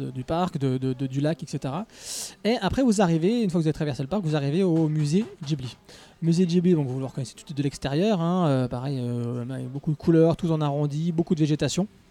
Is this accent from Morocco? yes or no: no; France; On est de France.